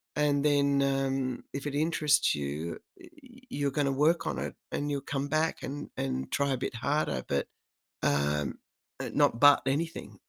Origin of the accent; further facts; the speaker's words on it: Australia; I'm a woman, and I'm Australian